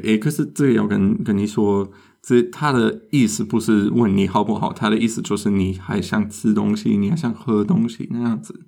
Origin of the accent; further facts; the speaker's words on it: Germany; 我们德国人去意大利餐厅也常常会做